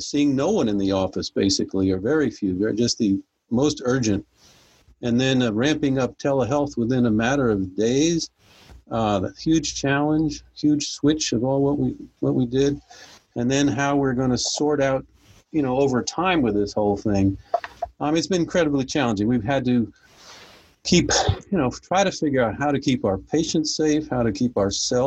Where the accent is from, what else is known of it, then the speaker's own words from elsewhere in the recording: New Jersey, United States; now in Belmont, United States; I was born up north in New Jersey, of all places. Found my way south and haven't gone back up there. I do still have some family up there. And I actually grew up in a rural little town